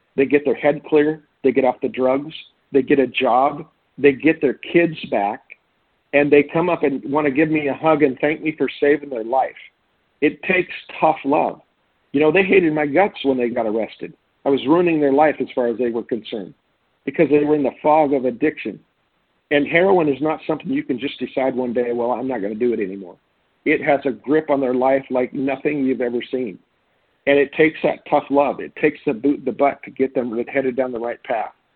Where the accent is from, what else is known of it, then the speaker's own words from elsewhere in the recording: Jefferson County, Washington, United States; also born or lived in Olympia, Washington; now in Republic, United States; to school in Jefferson County, uh, from grade school through freshman year of high school in Jefferson County on the west side